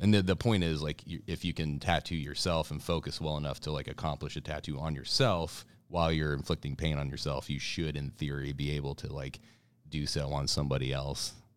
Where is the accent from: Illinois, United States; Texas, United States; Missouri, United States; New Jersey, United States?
Missouri, United States; Columbia; now in Kansas City, United States; I'm originally from Kansas City. moved to Columbia, Missouri, about nineteen eighty-nine was, like, eight, nine years old, was out there for about twenty years